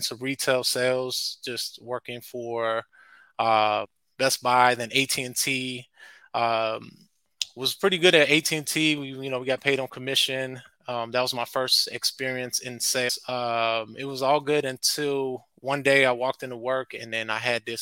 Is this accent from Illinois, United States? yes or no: yes; Chicago, Illinois, United States; also born or lived in California; I was born in California, but I grew up here in Chicago, the beautiful Windy City